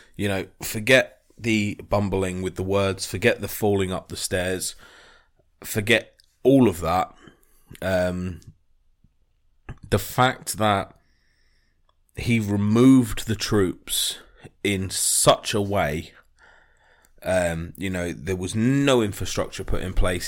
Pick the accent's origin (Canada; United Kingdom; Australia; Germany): United Kingdom